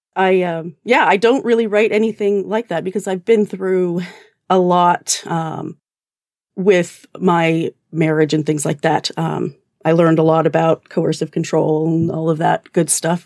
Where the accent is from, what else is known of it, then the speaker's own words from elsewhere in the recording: Alberta, Canada; accent: Canadian; now in New Jersey, United States; I'm actually originally Canadian. Um, I grew up in Alberta, but I've lived in New Jersey for the past, uh, twenty years, so it's probably a weird amalgamation.